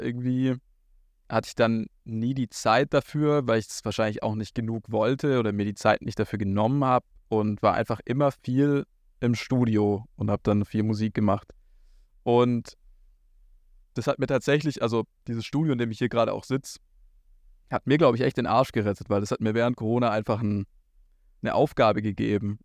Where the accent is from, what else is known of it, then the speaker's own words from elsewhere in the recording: a village a bit north of Ulm, Baden-Württemberg, Germany; moved away as an adult; now in Berlin, Germany; dort, wo ich aufgewachsen bin, auf dem Dorf, ein bisschen nördlich von Ulm.